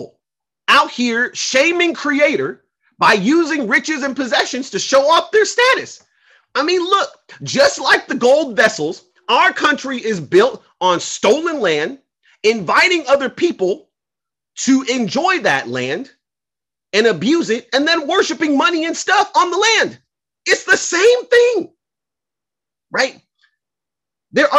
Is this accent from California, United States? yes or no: yes; Los Angeles, California, United States; I grew up in South Central in the 90s